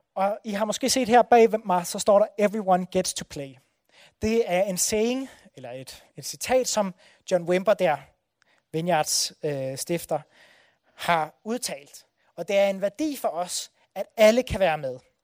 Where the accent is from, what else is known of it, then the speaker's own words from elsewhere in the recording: Odense, Southern Denmark, Denmark; det er nabobyen til Bellinge, hvor jeg er fra. Så jeg har fyldt, øh, fuldt hedder det Brændekilde hele mit liv